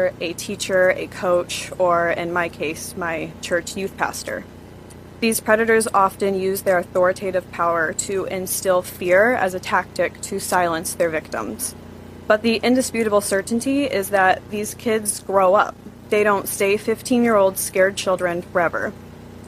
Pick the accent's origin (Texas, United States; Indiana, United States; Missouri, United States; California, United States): Indiana, United States; Northwest; I'm from Northwest Indiana as well. My husband, Dan, and I live in Hobart, Indiana